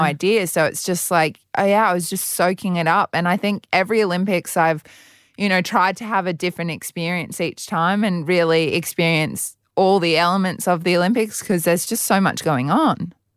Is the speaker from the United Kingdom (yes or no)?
no; Brisbane, Queensland, Australia; also born or lived in Adelaide, South Australia; I've been in Queensland since I was two in Brisbane